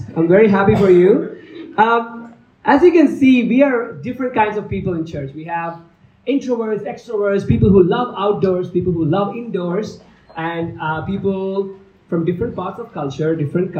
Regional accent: India; moved away; I'm from India

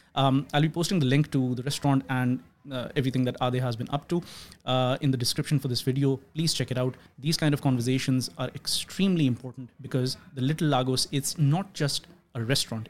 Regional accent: Pakistan; now in Australia; I'm from Pakistan.

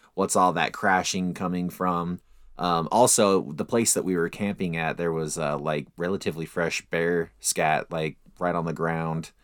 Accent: Utah, United States; we're from Utah

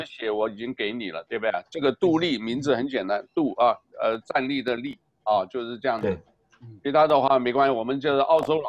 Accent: Taiwan; 因为我来自台湾嘛，所以台湾的啦。

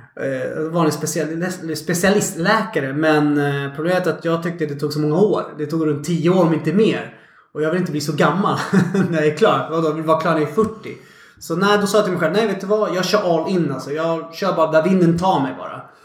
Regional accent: Stockholm, Stockholm County, Sweden; born or raised there

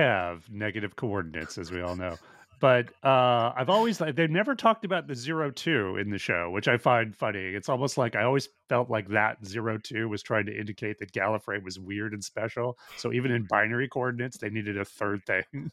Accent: Edmonton, Alberta, Canada; moved away; I am from Edmonton, Alberta, Canada originally

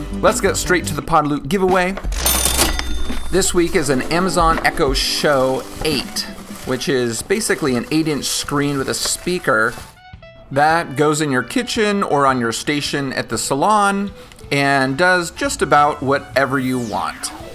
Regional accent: Bay Area, California, United States; I'm from, uh, the Bay Area.

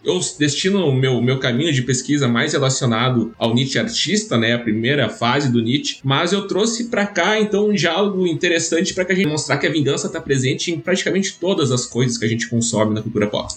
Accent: Rio Grande do Sul, Brazil; eu sou gaúcho

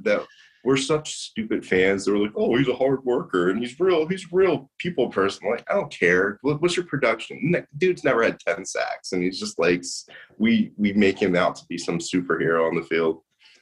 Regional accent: King of Prussia, Pennsylvania, United States; I'm from King of Prussia

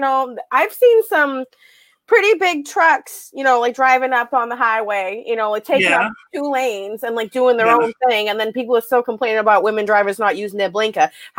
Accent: Weymouth, Massachusetts, United States; I'm from South Weymouth.

